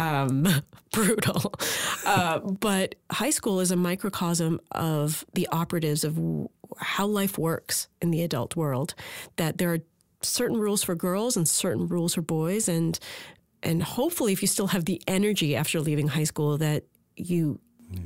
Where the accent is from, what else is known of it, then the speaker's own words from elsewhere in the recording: Port Moody, British Columbia, Canada; my hometown of Port Moody, British Columbia